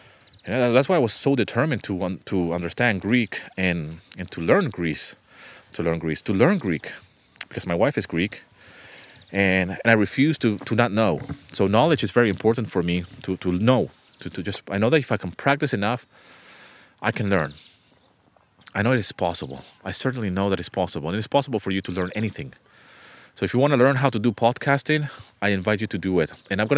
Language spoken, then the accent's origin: English; Venezuela; English is a second language; also born or lived in United Kingdom / Canada; I was born in the UK. I was raised in Venezuela. My family is from South America, from Venezuela. But then we moved to Canada. And then from Canada, we went back to Venezuela.